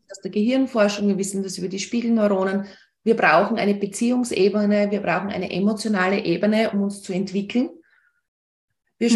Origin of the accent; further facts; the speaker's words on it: Austria; bei uns in Österreich